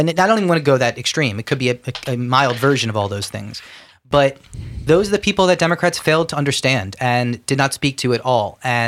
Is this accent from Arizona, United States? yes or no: no; Pennsylvania, United States; My home state, the love of my life.